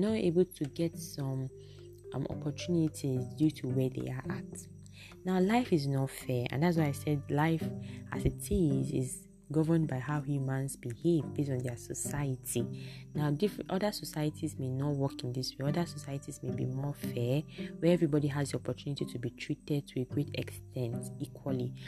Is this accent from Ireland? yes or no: no; Nigeria; I'm speaking as a Nigerian